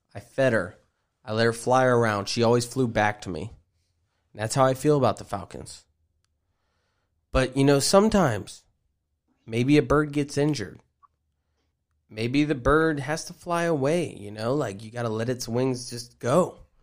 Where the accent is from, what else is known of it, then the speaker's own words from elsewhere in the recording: Marietta, Georgia, United States; I'm from Marietta, Georgia